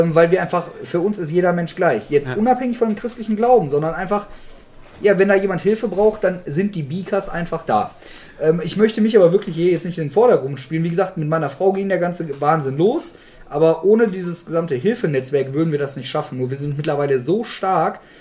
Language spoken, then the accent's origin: German; Germany; uns Deutschen